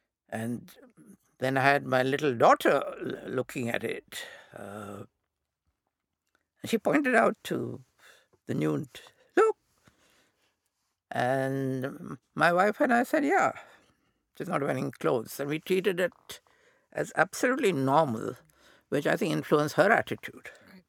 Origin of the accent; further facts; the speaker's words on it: India; accent: Indian; So I deliberately to Indianize my accent, which stuck.